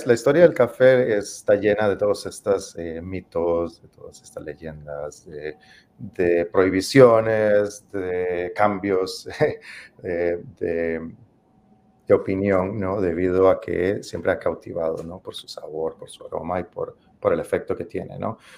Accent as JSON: {"language": "Spanish", "region": "San José", "country": "Costa Rica", "tie": "born or raised there", "moved": "yes", "said": "Este café es de Costa Rica, de mi país de origen, yo soy originario de Costa Rica, y es un café de la zona donde yo crecí, específicamente es este café, este café producido por la eh, Copedota"}